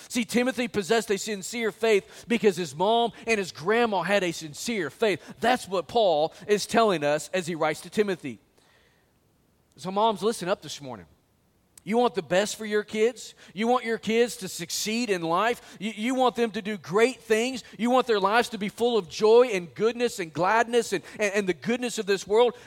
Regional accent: Springdale, Arkansas, United States; I went to the bank there in my hometown

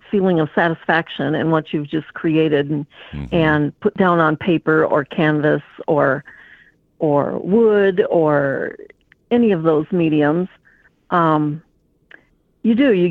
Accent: Midwest, United States; also born or lived in Fond du Lac, Wisconsin; Well, I was born in Fond du Lac, Wisconsin. I was raised kind of along around in the Midwest. My dad uh, was transferred quite frequently.

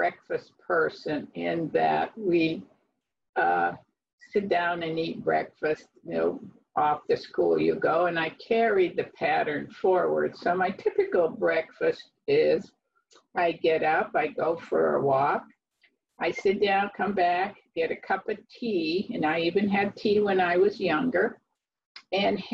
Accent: below Erie, Northwest Pennsylvania, United States; moved away as an adult; also born or lived in North Carolina; now in Avon Lake, United States; We are not from North Carolina. We are from Northwest Pennsylvania below Erie. in the Lake Erie area.

